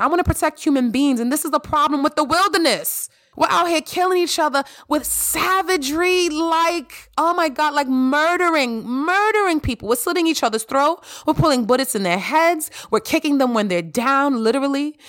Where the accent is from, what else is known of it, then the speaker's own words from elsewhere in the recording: New York City, New York, United States; I grew up in the Bronx and Harlem